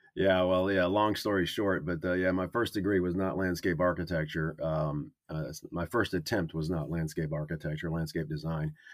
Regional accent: North Carolina, United States; also born or lived in Wisconsin; I grew up in North Carolina

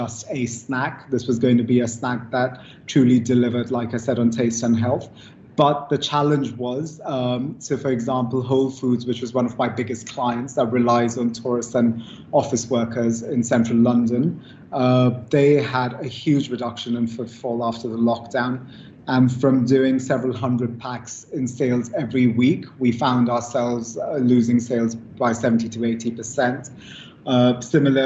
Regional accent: India; moved away; when I was a kid growing up in India.

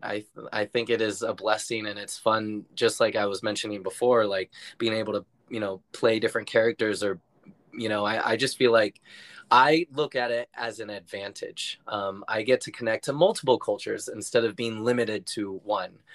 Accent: San Francisco, California, United States; moved away as an adult; also born or lived in New York City; I grew up in San Francisco, California, in the city. So I'm a true city boy at heart

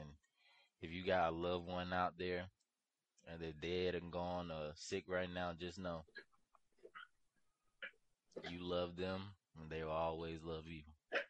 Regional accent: New York, United States; I'm from New York.

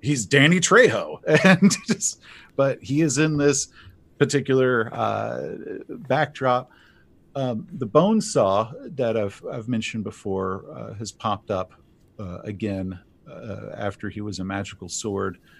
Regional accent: East Texas, United States; I grew up in East Texas during the Satanic Panic of the eighties

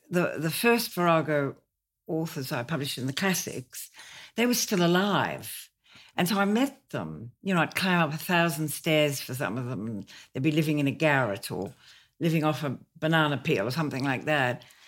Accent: Australia; moved away as an adult; now in London, United Kingdom

